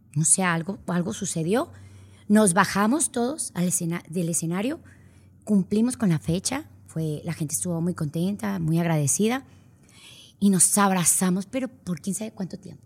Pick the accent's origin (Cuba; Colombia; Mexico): Mexico; Monterrey, Nuevo León; also born or lived in San Antonio, Texas; aunque vivía en Texas, pues yo no era de Texas, yo era de Monterrey